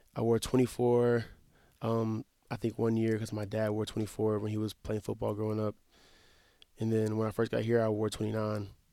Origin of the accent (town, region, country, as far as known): Wetumpka, Alabama, United States; born or raised there; moved away as an adult; now in Mount Pleasant, United States